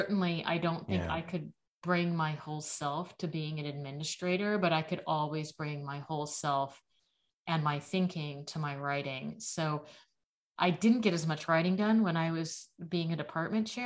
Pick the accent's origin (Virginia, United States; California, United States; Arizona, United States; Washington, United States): California, United States; Los Angeles; growing up in Los Angeles